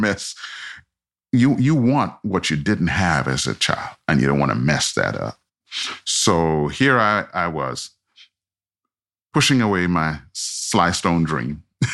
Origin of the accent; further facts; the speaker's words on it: Montreal, Quebec, Canada; also born or lived in Trinidad; I was born in Trinidad. And at the age of 10, we moved to Montreal, Canada. That's where I grew up.